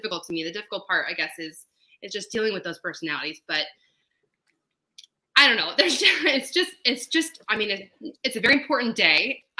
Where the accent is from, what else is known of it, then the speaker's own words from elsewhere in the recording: Colorado, United States; also born or lived in East Coast / Tuscany, Italy (ancestry); now in Long Beach, United States; I grew up in Colorado